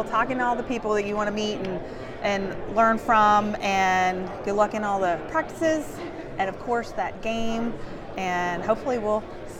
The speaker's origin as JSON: {"language": "English", "town": "Waco", "region": "Texas", "country": "United States", "also_born_or_lived": "Lubbock / Frisco", "moved": "yes", "said": "I'm from Waco"}